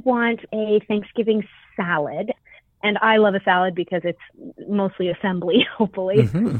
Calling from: Colorado, United States; I'm calling from Colorado.

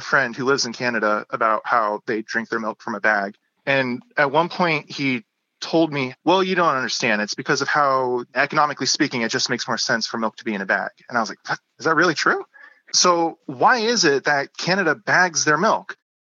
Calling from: California, United States; from California

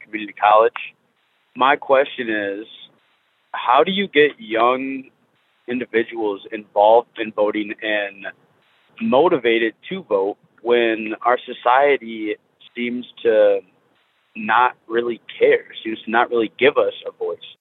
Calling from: Flint, Michigan, United States; I'm calling in from Flint, Michigan.

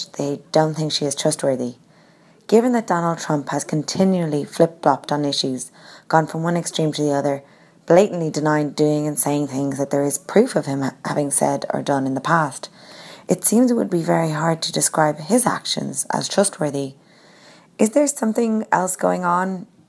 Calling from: Ireland

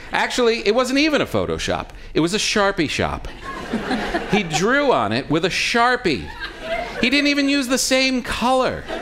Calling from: Washington, District of Columbia, United States; he, him, his, and I'm calling from Washington, D.C.

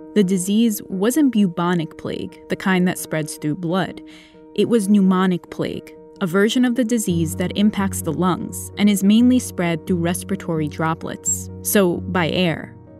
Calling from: Singapore; I'm calling from Singapore.

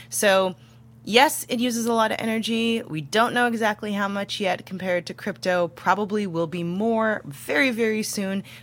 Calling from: Fallbrook, California, United States; I'm calling from Fallbrook, California, in San Diego County.

